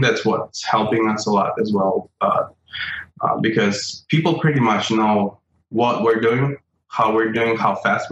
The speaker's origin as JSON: {"language": "English", "country": "Russia", "moved": "as an adult", "said": "I'm originally from Russia, and so I started my journey back in 2003 back in Russia"}